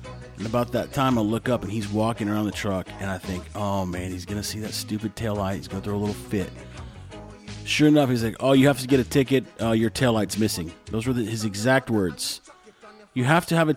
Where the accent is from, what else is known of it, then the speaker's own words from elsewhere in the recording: Texas, United States; now in Nicaragua; I'm from the U.S. And I looked at him, I go, Texas.